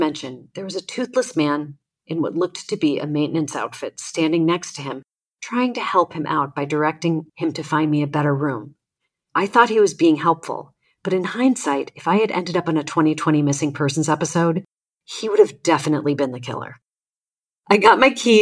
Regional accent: Chicago, Illinois, United States; also born or lived in Austin, Texas; now in California, United States; from my hometown of Chicago

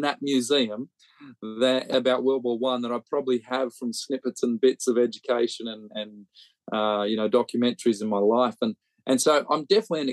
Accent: Australia; now in Birmingham, United Kingdom; growing up in Australia

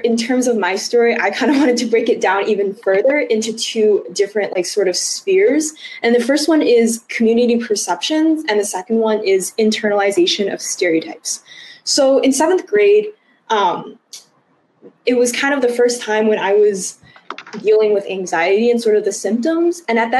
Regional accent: United States; specifically talking about the Chinese American experience, because I'm Chinese American

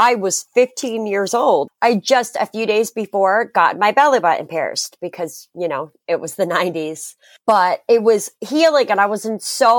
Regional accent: New England, United States; we grew up in New England

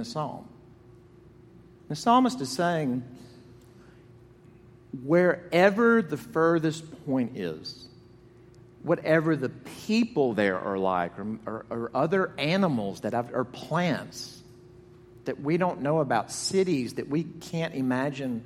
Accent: Jackson, Mississippi, United States; When I was growing up in Jackson, Mississippi, in my childhood home on Parkhurst Drive

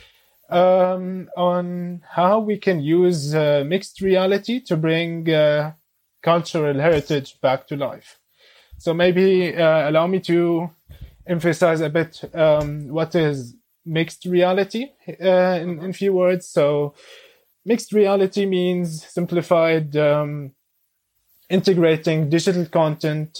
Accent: Damascus, Damascus Governorate, Syria; now in Berlin, Germany; I'm originally from Syria, from Damascus. I came to Germany in 2013 together with my family

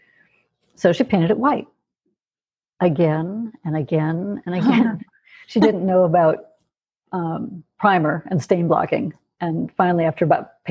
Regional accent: California, United States; moved away as an adult; also born or lived in Michigan / Montana; now in Albuquerque, United States; we moved to California, and that's the house I stayed in until I was 18

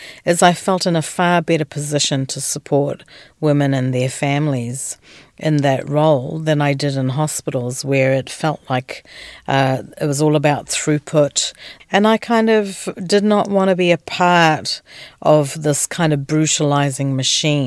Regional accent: Kenya; also born or lived in Tanzania / Aotearoa (New Zealand) / Goa (ancestry); now in Australia; I was born in East Africa, in Tanzania. I grew up in Kenya and now I'm in Australia

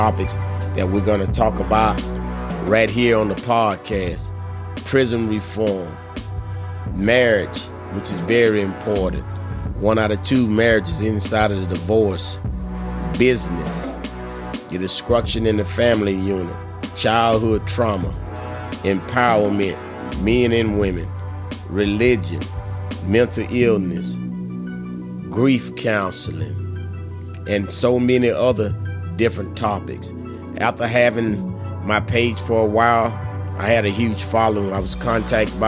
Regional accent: Ocala, Florida, United States; I was born and raised in Ocala, Florida

